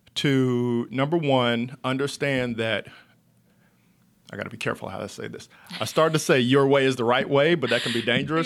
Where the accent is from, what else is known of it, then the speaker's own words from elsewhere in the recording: Monroe, North Carolina, United States; from Monroe, North Carolina, which is about thirty minutes outside of Charlotte. I grew up on a farm